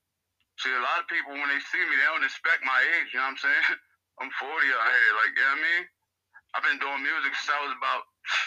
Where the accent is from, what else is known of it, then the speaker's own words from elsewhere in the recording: Trenton, New Jersey, United States; Growing up in Trenton, man, it's just like growing up in any other inner city, bro.